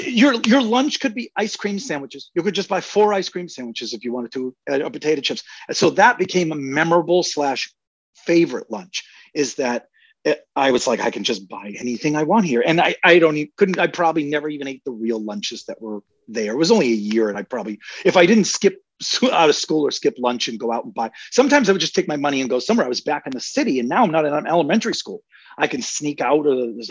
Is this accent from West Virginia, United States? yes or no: no; Quincy, Massachusetts, United States; also born or lived in Weymouth, Massachusetts / Plymouth, Massachusetts; I grew up in Quincy, Massachusetts